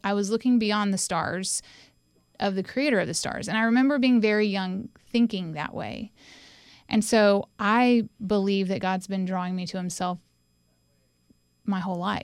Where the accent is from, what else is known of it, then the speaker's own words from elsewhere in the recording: Winston-Salem, North Carolina, United States; also born or lived in Johnson City, Tennessee; now in Knoxville, United States; I was born in Johnson City, Tennessee, but when I was about three months old, we moved to Winston-Salem. So I call Winston-Salem, North Carolina, my home